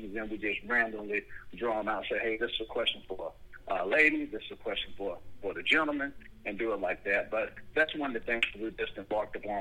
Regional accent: Buffalo, New York, United States; now in Atlanta, United States; I was born in Buffalo

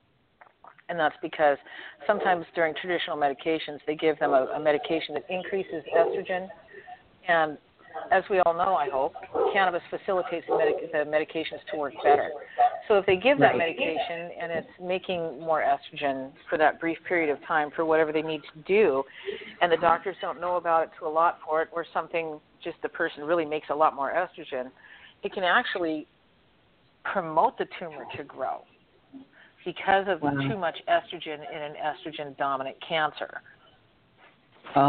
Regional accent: the West, United States; now in Florida, United States; I grew up in the West and I grew up, I'm going to get a little political here. I grew up in a gun-toting state.

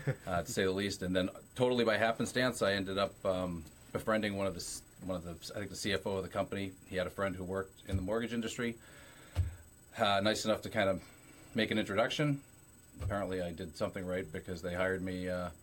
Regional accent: Keene, New Hampshire, United States; also born or lived in Colorado; I'm from the mean streets of Keene, New Hampshire.

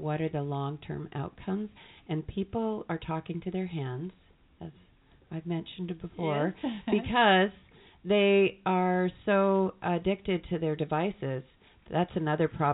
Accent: Canada; also born or lived in Maple Ridge, British Columbia; we're Canadian

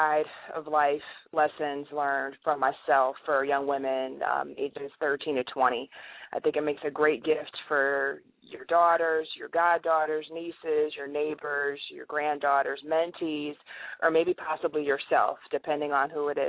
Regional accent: upstate New York, United States; moved away as an adult; also born or lived in Pittsburgh, Pennsylvania / Washington D.C. area / Virginia Beach, Virginia; now in Atlanta, United States; I was born in Pittsburgh. I don't really know a lot about Pittsburgh, but I was born there. But I was raised in upstate New York.

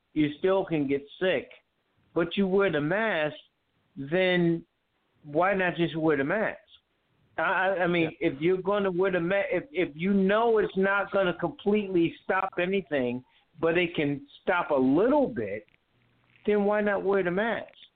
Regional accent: Connecticut, United States; now in North Carolina, United States; I'm from Connecticut, as you know, but I'm living in North Carolina

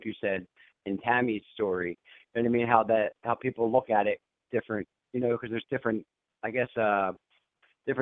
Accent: Pennsylvania, United States; Pennsylvania, in my home state in the Poconos

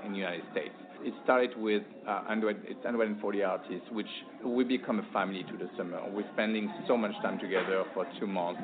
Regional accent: France; now in San Clemente, United States; the one from France where I was born too

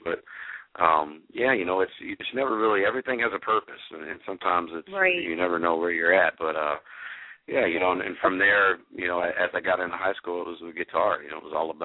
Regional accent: Stephenville, Texas, United States; I grew up in a small town in Texas called Stephenville

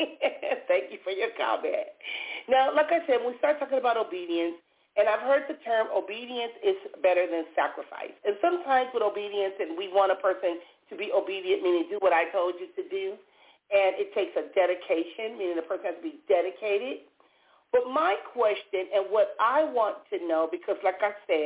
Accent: Compton, California, United States; when I was younger growing up in Compton, we either went to church or we went to the liquor store

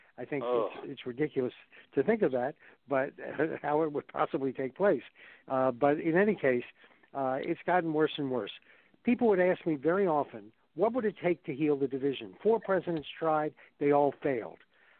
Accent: the South, United States; I grew up in the South like apparently you people did as well.

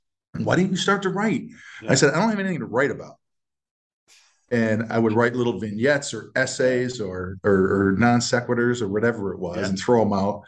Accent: Western New York, United States; I grew up in Western New York

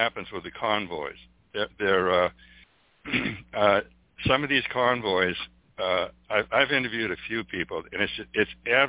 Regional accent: New England, United States; now in Cottonwood, United States; I'm from New England, and I'm in Cottonwood, Arizona right now.

